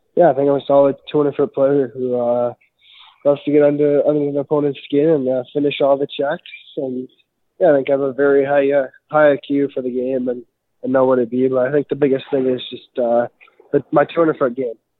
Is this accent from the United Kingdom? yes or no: no; Prince Albert, Saskatchewan, Canada; I grew up in Prince Albert, Saskatchewan.